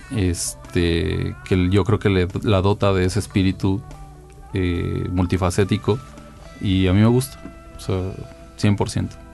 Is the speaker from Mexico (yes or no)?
yes; Mexico City, Mexico; yo nací en la Ciudad de México, eh, pues el Estado de México en gran medida es una ciudad dormitorio y en mi caso lo ha sido. Mi vida principalmente se ha desarrollado en la ciudad